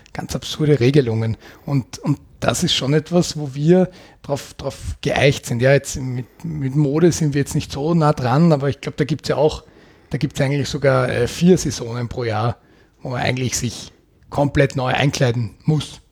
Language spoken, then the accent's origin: German; Austria; bei uns in Österreich